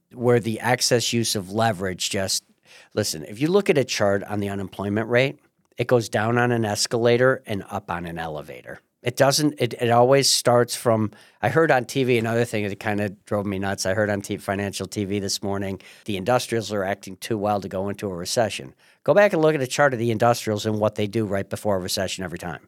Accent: Marcellus, New York, United States; I'm from Marcellus.

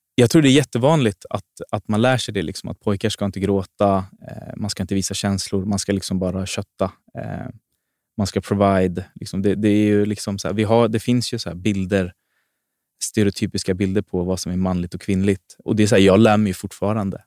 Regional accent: Botkyrka, Stockholm County, Sweden; jag är född och uppväxt i Fittja.

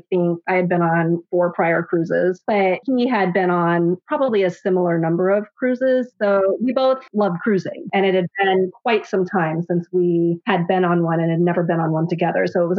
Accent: Seattle, Washington, United States; having been born and raised in Seattle

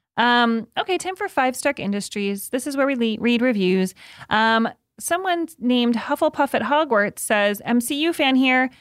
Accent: Evanston, Illinois, United States; moved away; my hometown of Evanston, Illinois.

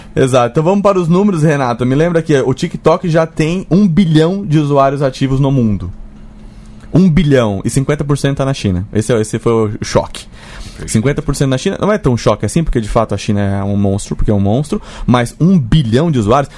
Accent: Brazil; a gente, como brasileiro

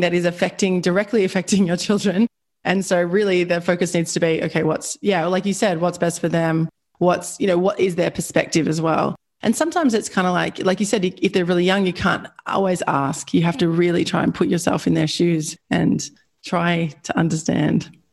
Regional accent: Australia; I'm Australian

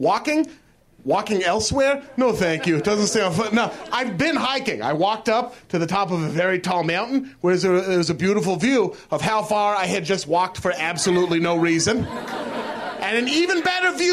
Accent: Portland, Oregon, United States; moved away as an adult; now in Los Angeles, United States; I'm from Portland, Oregon, originally. Yeah. Portland, Oregon, very white city, incredibly white. Blackest kid in my high school

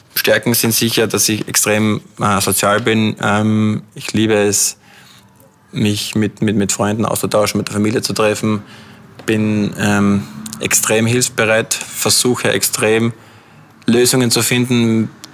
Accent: Austria; moved away as an adult; now in London, United Kingdom; als Österreicher

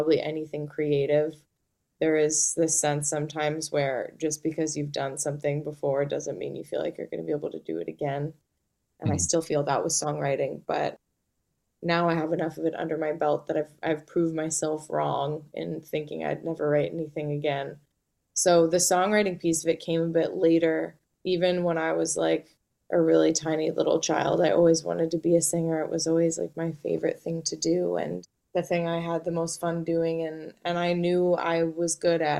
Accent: Malibu, California, United States; also born or lived in Santa Monica; I was born in St. John's Hospital in Santa Monica. And I grew up in Malibu, so just about an hour from where I live now.

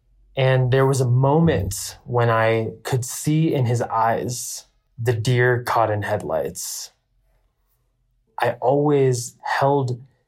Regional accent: India; The first is me being Indian. The Indian culture is a culture full of taboos.

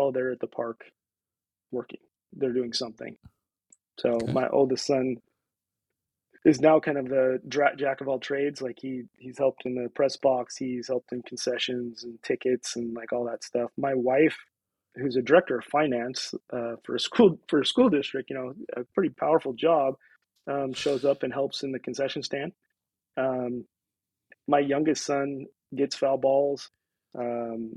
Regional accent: Aberdeen, Washington, United States; also born or lived in Olympia, Washington; now in Port Angeles, United States; I was born in Aberdeen and knew small town and lived in Olympia, lived in other places

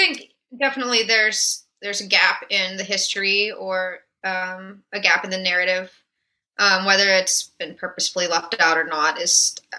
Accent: New York City, New York, United States; As a New Yorker, as a lesbian, as a friend right. of other gay people or people of color in the city.

